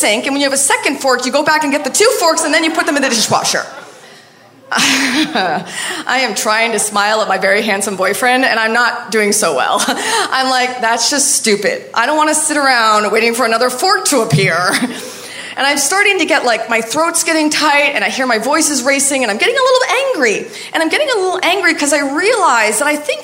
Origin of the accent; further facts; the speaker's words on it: Maine, United States; moved away; I'm from Maine